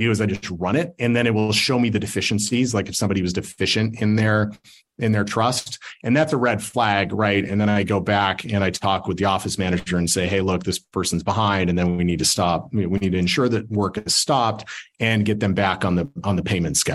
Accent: Salt Lake City, Utah, United States; But I'm from Salt Lake, so we got to do you know we got to do different things out here.

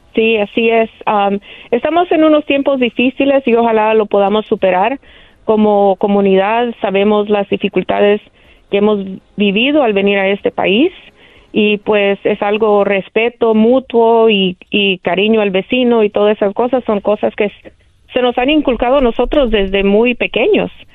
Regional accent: El Salvador; now in Los Angeles, United States; Salvadoreña 100%

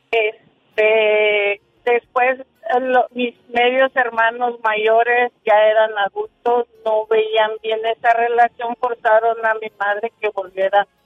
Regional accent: Zacatecas, Mexico; now in Chicago, United States; yo soy del estado de Zacatecas.

